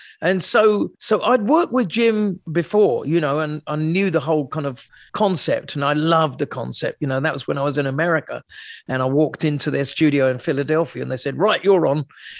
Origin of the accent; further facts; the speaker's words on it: Sussex, South East England, United Kingdom; moved away; I come from Sussex, you know, originally Shoreham-by-Sea, a town in between the two, those two cities.